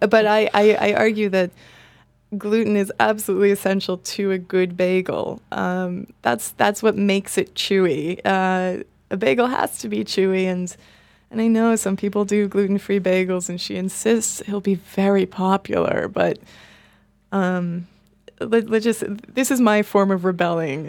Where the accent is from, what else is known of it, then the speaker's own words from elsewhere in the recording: Boston, Massachusetts, United States; now in Berlin, Germany; I'm from Boston